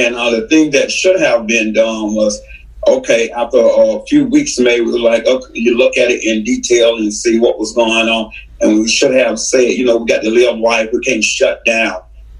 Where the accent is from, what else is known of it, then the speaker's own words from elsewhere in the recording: Georgia, United States; also born or lived in Jamaica, Queens, New York; I'm a born New Yorker, but I was raised in Georgia. I'm from Jamaica, Queens, New York.